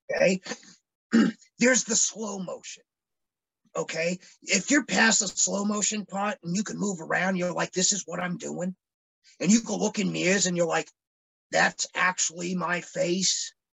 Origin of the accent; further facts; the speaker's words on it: Phoenix, Arizona, United States; moved away; growing up, I grew up in Phoenix, Arizona.